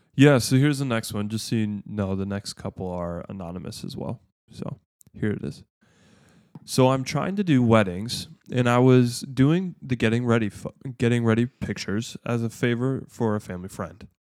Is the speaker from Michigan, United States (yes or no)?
yes; Michigan, United States; we're from Michigan